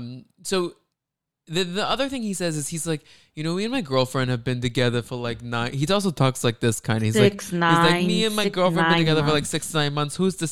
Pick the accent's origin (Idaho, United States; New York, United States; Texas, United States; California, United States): Texas, United States; Dallas; That's right by where we grew up in around Dallas.